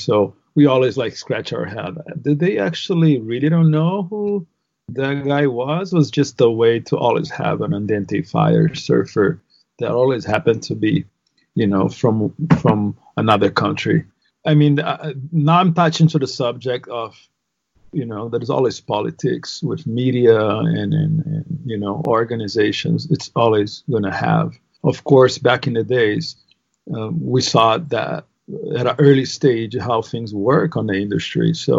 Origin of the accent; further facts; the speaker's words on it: Northeast Region, Brazil; English is a second language; So on top of being Brazilian, we're Brazilians from the Northeast. We're very proud.